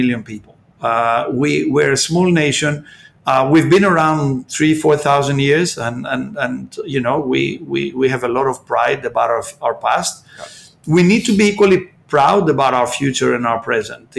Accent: Peloponnese, Greece; I come from the mainland. I come from the Peloponnese

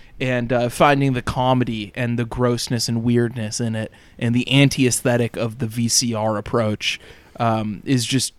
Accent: the South, United States; I put in my body growing up was just gallons upon gallons of sweet tea. It's like, oh, it's like I'm from the South.

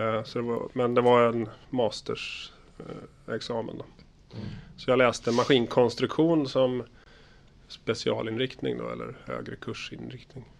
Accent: Stockholm, Stockholm County, Sweden; born or raised there; moved away as an adult; also born or lived in Karlstad, Sweden; now in Linköping, Sweden

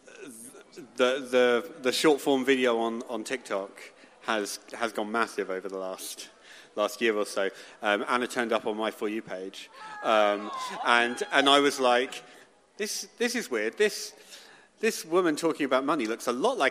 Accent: Bath, South West England, United Kingdom; I am from Bath in Somerset

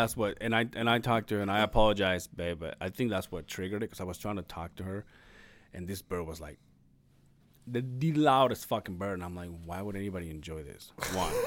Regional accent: Mexico; moved away; I don't know if this is a Mexico thing, but my hometown

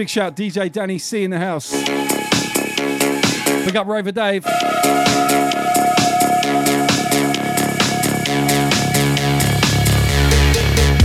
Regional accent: Southampton, South East England, United Kingdom; now in Australia; my hometown of Southampton

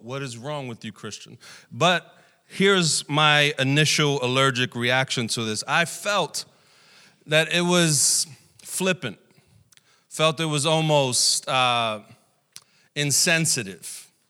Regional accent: New York City, New York, United States; also born or lived in Puerto Rico; we came back to New York, uh, and I grew up here in Brooklyn during the eighties and nineties

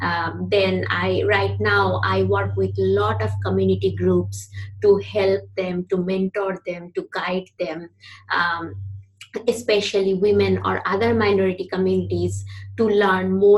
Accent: India; moved away as an adult; also born or lived in United States; now in Vancouver, Canada; I am from India originally. So I grew up in India

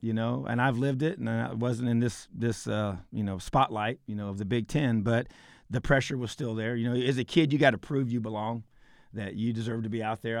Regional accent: Indiana, United States; This is my home state

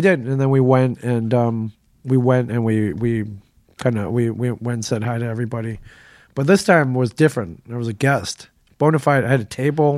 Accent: Michigan, United States; moved away; Michigan's my home state

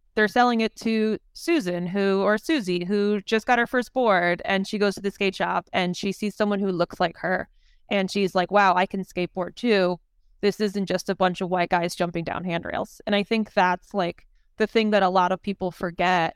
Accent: Maryland, United States; I grew up in Maryland

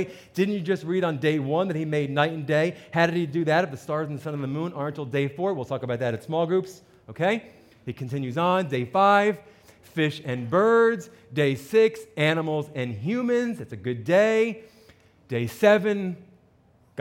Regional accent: New Jersey, United States; I'm from New Jersey

